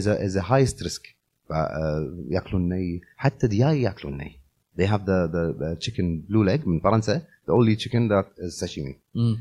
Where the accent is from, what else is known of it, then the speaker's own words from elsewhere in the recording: Kuwait; انا شخصيا لما كنت صغير آه، بالكويت